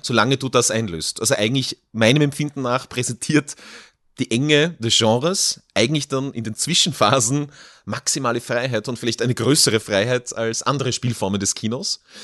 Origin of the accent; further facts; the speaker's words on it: Kirchberg in Tirol, Tyrol, Austria; in meinem Heimatort Kirchberg in Tirol